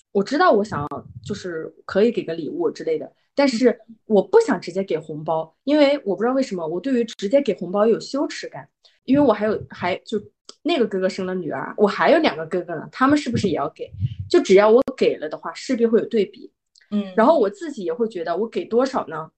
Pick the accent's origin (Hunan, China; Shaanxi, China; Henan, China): Hunan, China; moved away as an adult; 我是，我是湖南人嘛。然后我们湖南的那个教育非常地严厉